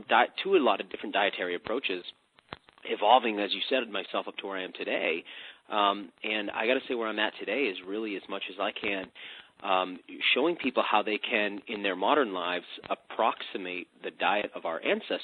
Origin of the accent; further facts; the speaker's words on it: United States; as an American, as an extremist, as a boy growing up at that time in American history